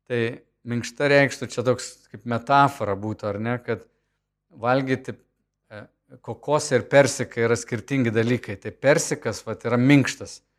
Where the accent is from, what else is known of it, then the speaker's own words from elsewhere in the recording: Lithuania; aš esu iš Lietuvos, iš buvusios Tarybų sąjungos